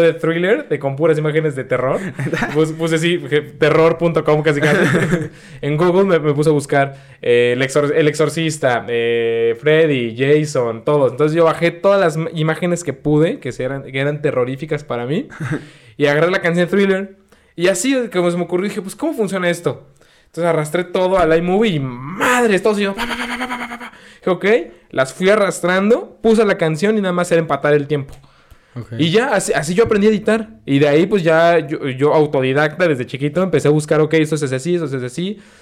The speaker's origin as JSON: {"language": "Spanish", "region": "Mexico City", "country": "Mexico", "moved": "yes", "said": "yo soy de la Ciudad de México"}